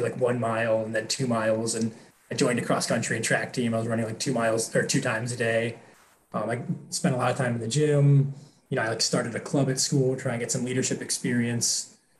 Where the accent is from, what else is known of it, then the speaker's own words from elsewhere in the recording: Columbus, Ohio, United States; also born or lived in Wisconsin / Minnesota; I grew up, I kind of like lived all around the Midwest. I lived in Wisconsin, Minnesota, Ohio. I grew up in Columbus, Ohio.